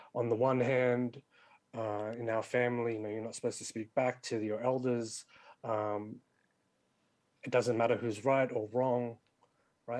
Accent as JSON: {"language": "English", "town": "Sydney", "region": "New South Wales", "country": "Australia", "tie": "born or raised there", "said": "was born and raised in Western Sydney like me"}